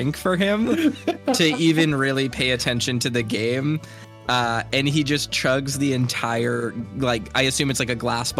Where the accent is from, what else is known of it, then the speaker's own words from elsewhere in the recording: Maine, United States; like many things from my home state